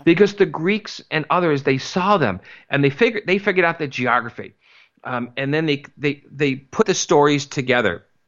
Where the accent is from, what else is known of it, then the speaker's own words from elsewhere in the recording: East Coast, United States; I grew up in the East Coast